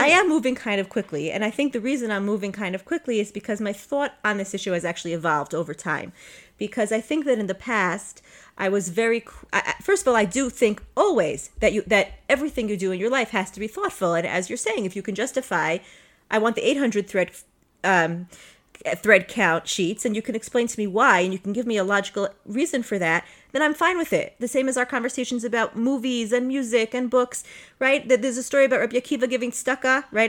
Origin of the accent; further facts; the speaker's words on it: Five Towns, Long Island, New York, United States; moved away; I'm from the Five Towns, I'm from Long Island